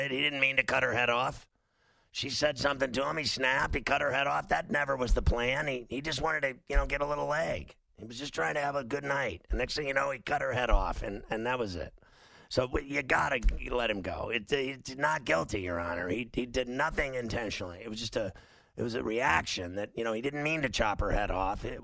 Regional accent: Chicago, Illinois, United States; now in Tulsa, United States; Tulsa, but I'm I'm originally from Chicago

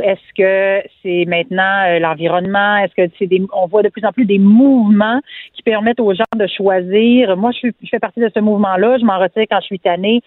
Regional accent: Quebec, Canada; je suis québécoise. Je m'identifie comme québécoise. Je suis francophone, francophile

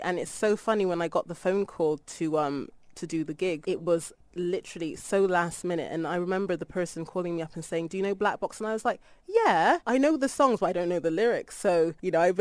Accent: Bristol, South West England, United Kingdom; I'm from the UK. I was born in Bristol

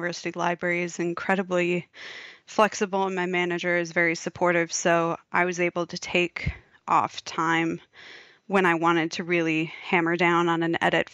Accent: United States; moved away as an adult; now in Australia; If you can't tell from my accent, people, that's where I'm from

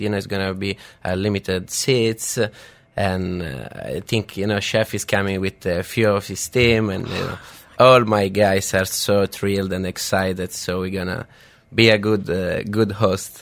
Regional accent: Rome, Lazio, Italy; moved away; I grew up in uh, in Rome. I came from Rome

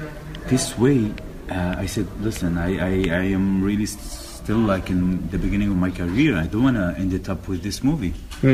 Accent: Nazareth, Northern District, Israel; It was in Nazareth, my hometown.

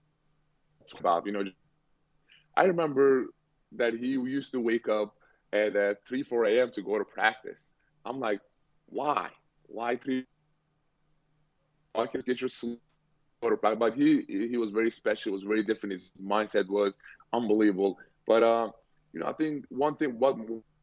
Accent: Turkey; now in Boston, United States; I grew up in Turkey

